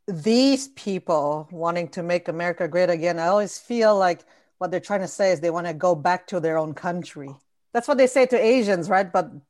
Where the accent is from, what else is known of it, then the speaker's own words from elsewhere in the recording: Canada; I'm also Canadian.